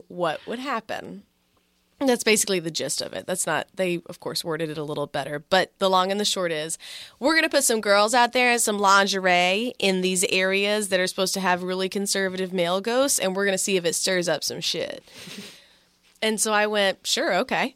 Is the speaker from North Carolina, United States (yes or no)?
no; Texas, United States; now in Philadelphia, United States; we're both not from Philadelphia. So I went back home to Texas